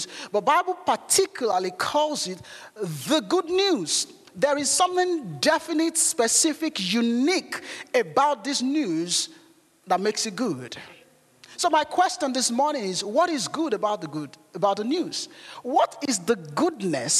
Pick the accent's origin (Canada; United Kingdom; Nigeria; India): Nigeria; moved away; growing up in Nigeria